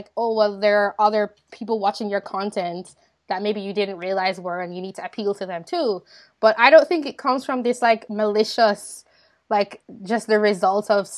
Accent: Jamaica; growing up in Jamaica

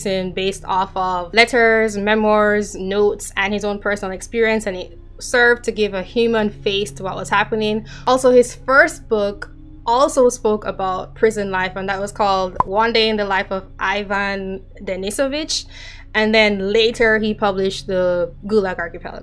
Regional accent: Jamaica; now in United States; I am Jamaican, so like what I learned growing up was primarily Caribbean history

